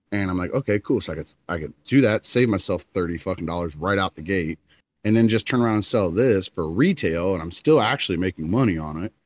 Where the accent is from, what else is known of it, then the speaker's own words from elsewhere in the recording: Florida, United States; I'm from Florida